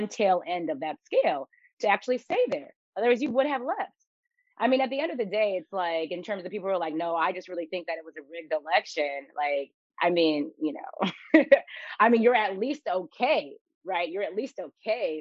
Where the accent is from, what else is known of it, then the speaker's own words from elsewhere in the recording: Seattle, Washington, United States; moved away; also born or lived in Texas; I grew up in Seattle, Washington